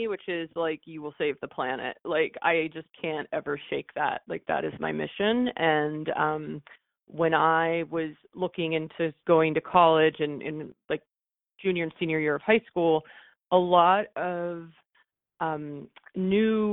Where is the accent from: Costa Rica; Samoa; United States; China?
United States; Allentown, Pennsylvania; moved away; also born or lived in Philadelphia; I was born in Philadelphia and then grew up in a town about an hour and a half outside of Philadelphia called Allentown.